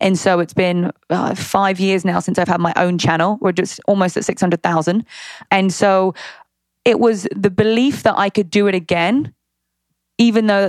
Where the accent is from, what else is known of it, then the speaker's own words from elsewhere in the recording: United Kingdom; accent: British; moved away as an adult; also born or lived in Long Beach; now in United States; I'm going to use my British accent